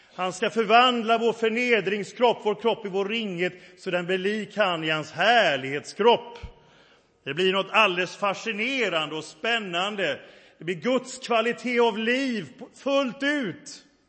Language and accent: Swedish; Sweden; moved away as an adult; also born or lived in England / France / Africa; jag är stolt över mitt hemland, tacksam för vårt land där jag är uppväxt